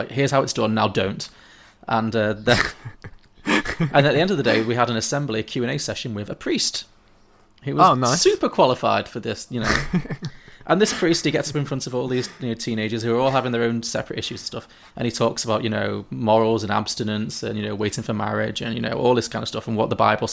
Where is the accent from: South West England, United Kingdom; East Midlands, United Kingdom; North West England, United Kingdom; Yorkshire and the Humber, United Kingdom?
North West England, United Kingdom; Liverpool; I'm from Liverpool, so basically all of my family comes from Irish Catholic background because that's what the area is.